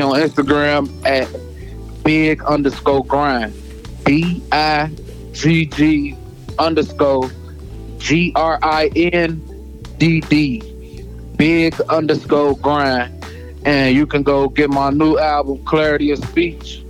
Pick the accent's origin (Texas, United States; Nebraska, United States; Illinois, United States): Illinois, United States; Harvey; I'm from the Midwest. I'm from Harvey, Illinois, not the country.